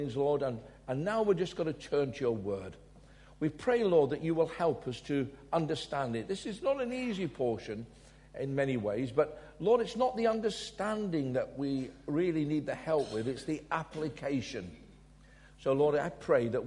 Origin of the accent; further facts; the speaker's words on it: Glasgow, Scotland, United Kingdom; I was born in Glasgow